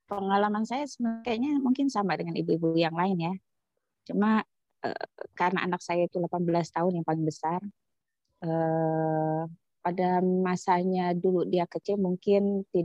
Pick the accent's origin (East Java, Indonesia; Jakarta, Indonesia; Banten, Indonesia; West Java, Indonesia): Jakarta, Indonesia; now in Papua, Indonesia; Karena kalau kondisi di Papua itu kan tidak sama seperti asal daerah saya di Jawa gitu di Jakarta.